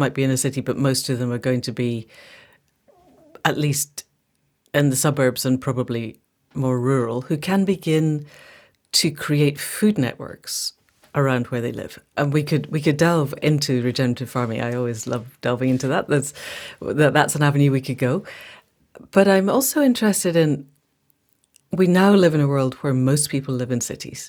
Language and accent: English; Scotland, United Kingdom; I speak as a Scot